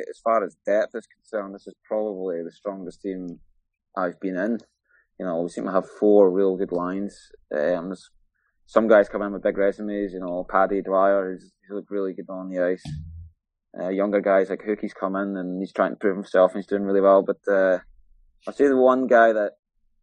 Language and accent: English; East Kilbride, Scotland, United Kingdom; now in Belfast, United Kingdom; nobody knows where East Kilbride is, so I'll just say Glasgow.